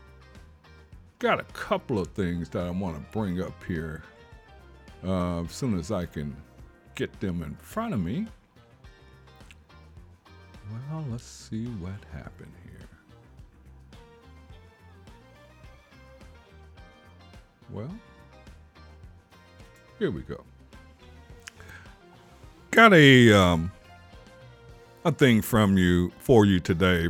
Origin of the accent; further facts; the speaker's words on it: Kansas City, Missouri, United States; I am from Kansas City